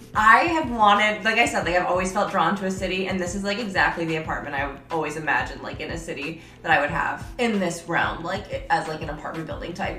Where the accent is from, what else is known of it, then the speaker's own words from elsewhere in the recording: upstate New York, United States; moved away as an adult; now in San Diego, United States; I'm from New York, but like upstate New York